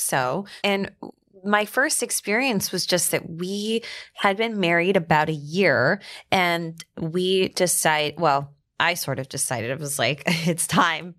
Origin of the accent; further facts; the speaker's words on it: Atlanta, Georgia, United States; also born or lived in Dallas, Texas / Alabama; now in Westchester, United States; I grew up in Atlanta, Georgia, but I also lived in Dallas, Texas, and then I went to school in Alabama, so I'm kind of like southern through and through